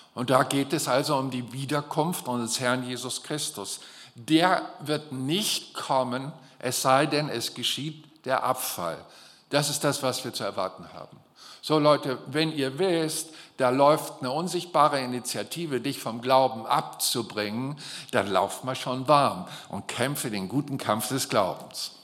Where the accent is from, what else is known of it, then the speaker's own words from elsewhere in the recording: Germany; für mich als Deutsche